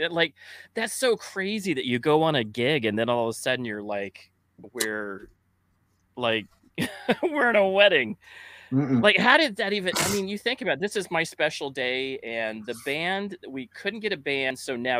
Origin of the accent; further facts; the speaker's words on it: Mesa, Arizona, United States; from Mesa.